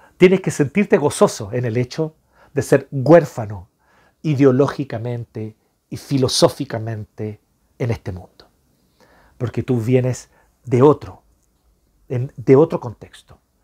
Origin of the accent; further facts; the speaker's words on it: Chile; nosotros como chilenos